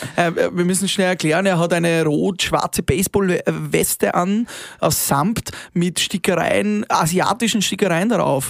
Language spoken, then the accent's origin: German; Upper Austria, Austria; bei uns in Oberösterreich